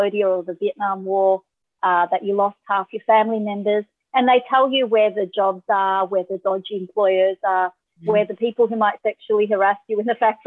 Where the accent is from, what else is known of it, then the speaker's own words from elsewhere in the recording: Australia; being Asian Australian